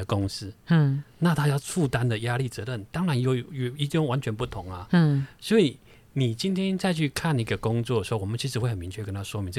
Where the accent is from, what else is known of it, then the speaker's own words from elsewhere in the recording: Taiwan; 我们台湾人放年假